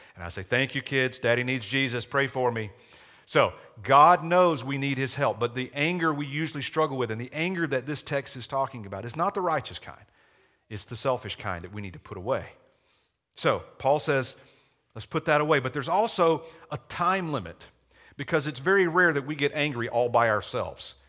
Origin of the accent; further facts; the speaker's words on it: Georgia, United States; accent: Southern; now in Chaska, United States; I grew up in a small town in Georgia. Maybe you picked up on a little Southern accent.